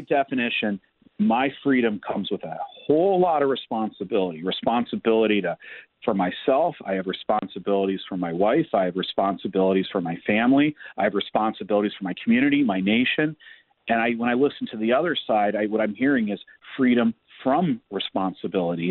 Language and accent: English; Cleveland, Ohio, United States; I grew up in Cleveland